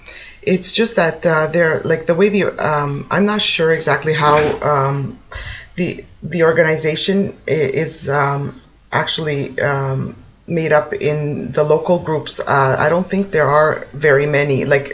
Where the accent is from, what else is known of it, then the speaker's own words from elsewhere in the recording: Toronto, Ontario, Canada; moved away as an adult; now in Italy; I was born in Canada. I'm from Toronto, let's say, the Toronto area.